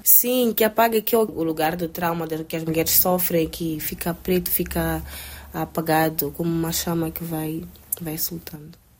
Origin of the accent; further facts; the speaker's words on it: Mozambique; sou de Moçambique